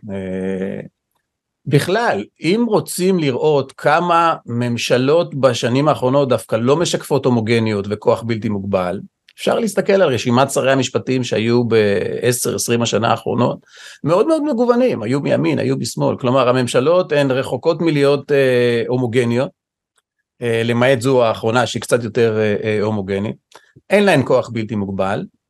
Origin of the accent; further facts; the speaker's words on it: Israel; נולדתי פה, גדלתי פה